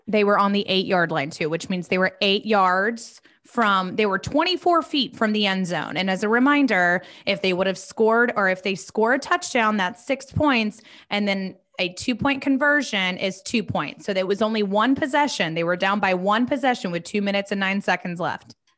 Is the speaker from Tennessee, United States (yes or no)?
no; Charlotte, North Carolina, United States; we are both from Charlotte